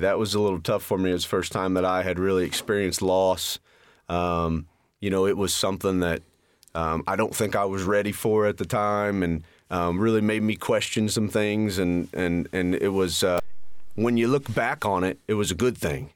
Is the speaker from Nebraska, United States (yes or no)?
no; Richmond, Indiana, United States; I was born and raised in Richmond, Indiana. Still, still live there